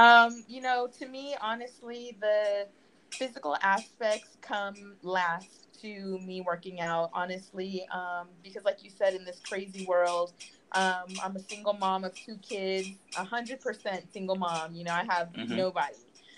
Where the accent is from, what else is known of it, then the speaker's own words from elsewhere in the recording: California, United States; And I'm from Southern California.